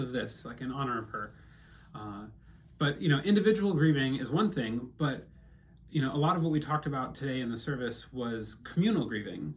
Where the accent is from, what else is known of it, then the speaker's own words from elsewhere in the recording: Midwest, United States; moved away; also born or lived in Vietnam; I'm a Midwesterner